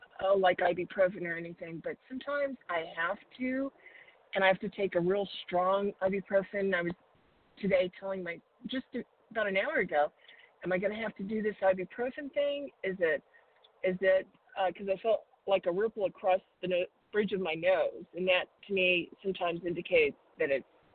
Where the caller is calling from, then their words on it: Arizona, United States; I'm calling from Arizona.